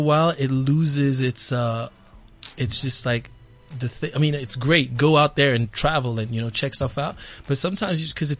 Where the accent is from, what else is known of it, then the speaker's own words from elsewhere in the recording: Gauteng, South Africa; also born or lived in Democratic Republic of the Congo / United Kingdom; So I was born in the DRC and I was raised here in Gauteng. And then I lived in the UK for a little bit, like 4 or 5 years, and I came back here.